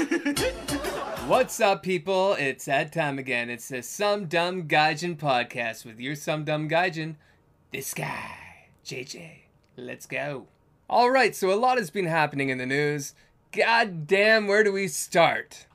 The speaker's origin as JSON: {"language": "English", "country": "Canada", "said": "I'm Canadian"}